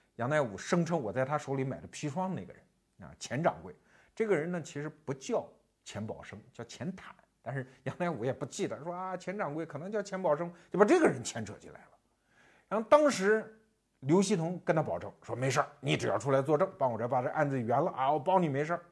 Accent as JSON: {"language": "Chinese", "country": "China", "said": "我们中国人现在日常生活中每天都有可能见到这位丁公宝"}